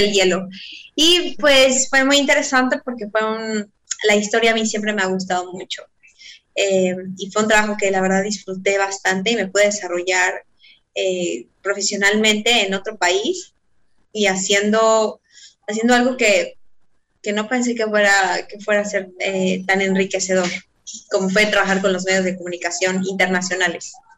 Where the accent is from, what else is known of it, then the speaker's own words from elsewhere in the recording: Mexico; moved away as an adult; now in Israel; soy mexicana